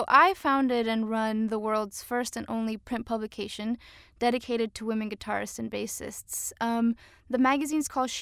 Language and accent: English; McAllen, Texas, United States; also born or lived in Cancun, Mexico / Austin, Texas; now in Portland, United States; I was raised in McAllen, Texas, border to Reynosa, Tamaulipas